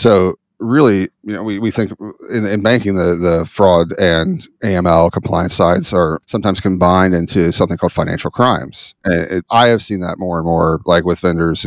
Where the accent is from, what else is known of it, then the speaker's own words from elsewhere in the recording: Midwest, United States; growing up in the Midwest, very patriotic area